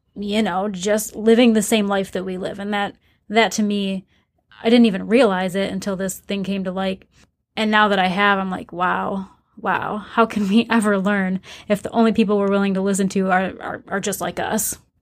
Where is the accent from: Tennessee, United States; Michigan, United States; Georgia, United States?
Michigan, United States; Flint; I grew up in Flint, Michigan